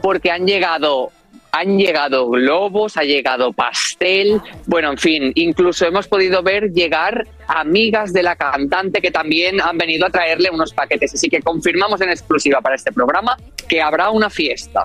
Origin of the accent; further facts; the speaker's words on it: Costa Rica; soy de Costa Rica